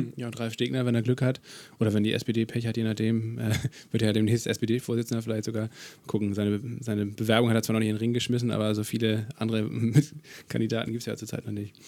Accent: Kiel, Schleswig-Holstein, Germany; Ich komme ja aus Kiel

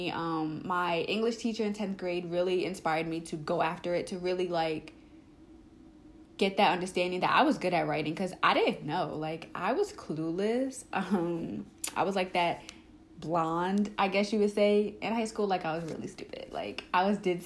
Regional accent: Long Island, New York, United States; I am from Long Island, New York

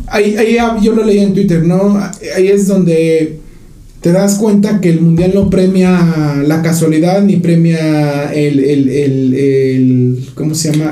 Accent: Mexico; a nosotros como mexicanos

